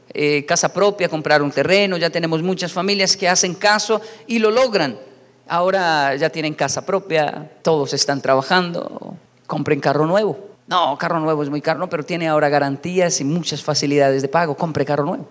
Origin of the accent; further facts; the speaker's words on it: Colombia; also born or lived in Japan; Yo crecí, esto pasaba en Colombia